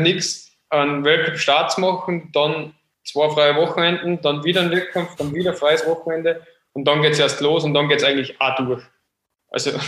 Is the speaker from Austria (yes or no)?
yes; Austria; als Österreicher